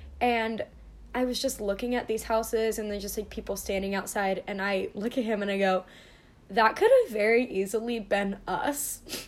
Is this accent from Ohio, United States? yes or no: yes; Canal Winchester, Ohio, United States; now in Columbus, United States; I am from a small town outside of Columbus, Ohio, mm-hmm. called Canal Winchester. It's a tiny little suburbish town in the middle of nowhere.